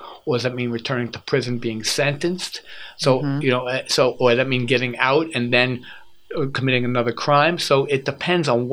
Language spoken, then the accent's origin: English; United States; as an American